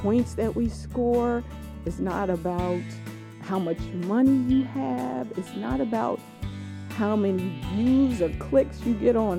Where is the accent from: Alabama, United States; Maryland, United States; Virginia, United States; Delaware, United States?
Delaware, United States; also born or lived in Philadelphia, Pennsylvania; I was born in Philadelphia, but raised here in Delaware.